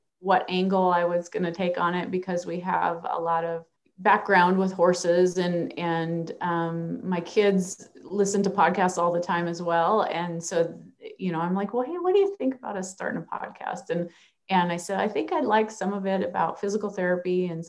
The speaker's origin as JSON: {"language": "English", "region": "Minnesota", "country": "United States", "tie": "born or raised there", "moved": "yes", "lives_now": "Nebraska, United States", "said": "I grew up in Minnesota"}